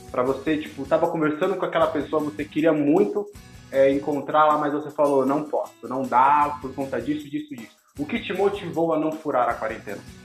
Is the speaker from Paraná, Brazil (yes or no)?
no; São Paulo, Brazil; somos de São Paulo